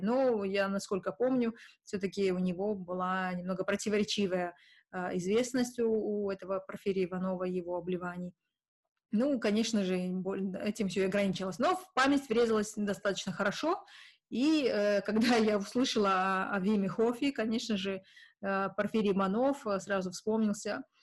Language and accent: Russian; Kazakhstan; что я не русская, и что я не из Сибири, а из Казахстана